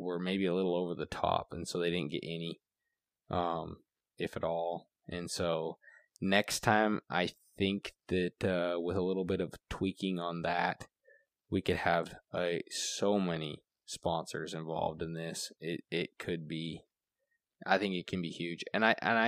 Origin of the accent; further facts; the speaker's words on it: United States; as an American